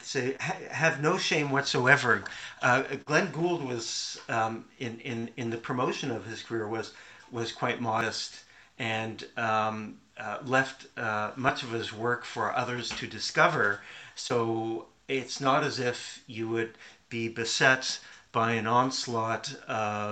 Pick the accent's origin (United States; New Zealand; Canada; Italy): Canada